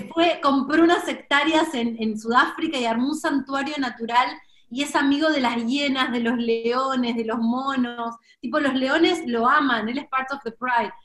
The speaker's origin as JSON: {"language": "Spanish", "country": "Argentina", "said": "nadie me dice sos argentina"}